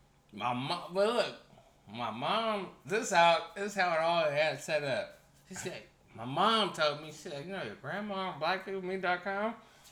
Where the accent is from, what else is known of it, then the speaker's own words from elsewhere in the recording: California, United States; I'm from California. Home of the skinny bitches, but...